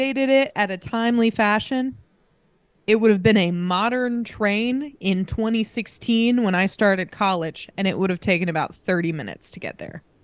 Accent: Greenfield, Indiana, United States; moved away as an adult; also born or lived in Muncie, Indiana / Pendleton, Indiana / New Palestine, Indiana; now in Scotland; I'm from Greenfield, but my mom lives in Pendleton and my dad lives in New Pal

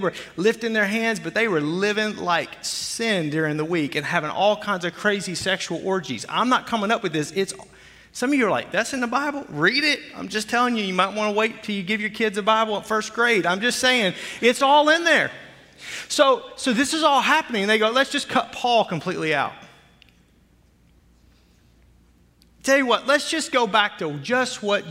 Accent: Arkansas, United States; I'm from Arkansas

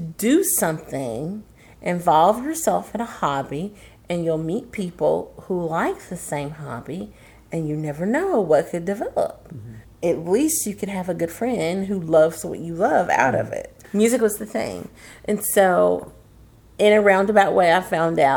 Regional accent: United States; I grew up in that area, in the, you know, close to the crossroads, you know, Mississippi, mm-hmm. Memphis

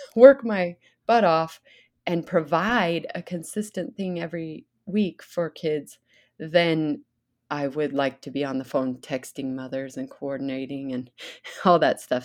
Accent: Idaho, United States; growing up in Idaho

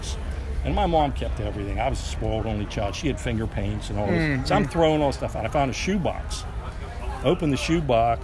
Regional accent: Chambersburg, Pennsylvania, United States; We're from Chambersburg

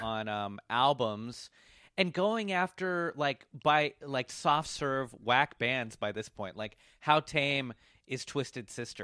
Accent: Washington, District of Columbia, United States; now in Brooklyn, United States; I grew up in Washington, D C. That's where I was raised

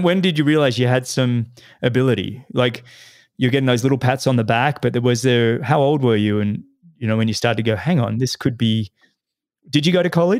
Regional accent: Australia; growing up in Australia

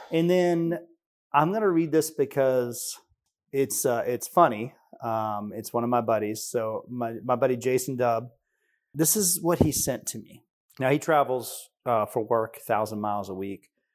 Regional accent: Tennessee, United States; we're from Tennessee.

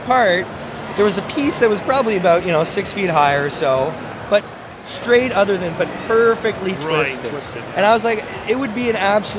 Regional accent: St. Catharines, Ontario, Canada; I grew up in St. Catharines in the Niagara region. And, you know, still have a lot of connection there.

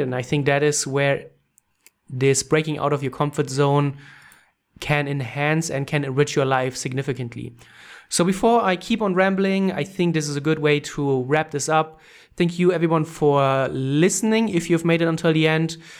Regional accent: Germany; English is a second language; moved away as an adult; also born or lived in Canada; I'm from Germany, orig-, uh, Germany originally

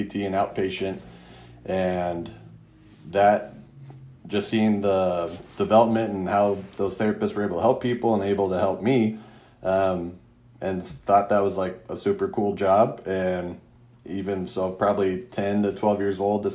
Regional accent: Mesa, Arizona, United States; I grew up in Mesa, went to undergrad at ASU

